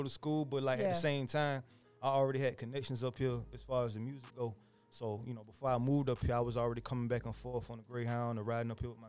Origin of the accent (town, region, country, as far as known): Savannah, Georgia, United States; born or raised there; now in Atlanta, United States